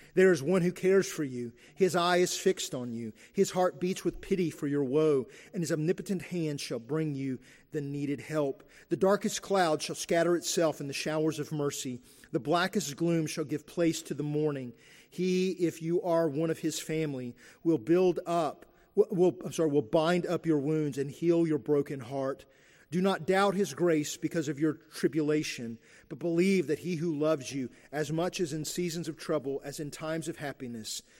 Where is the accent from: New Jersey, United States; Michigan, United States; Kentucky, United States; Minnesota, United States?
Kentucky, United States; Eastern; I grew up in Eastern Kentucky.